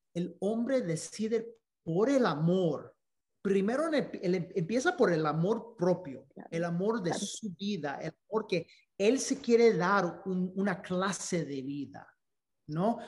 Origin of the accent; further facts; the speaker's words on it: Dominican Republic; Spanish is a second language; siendo dominicanos